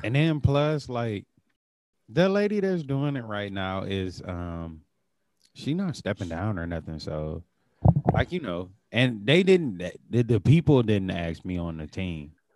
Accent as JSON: {"language": "English", "region": "Tennessee", "country": "United States", "accent": "Tennessee", "said": "my Tennessee accent"}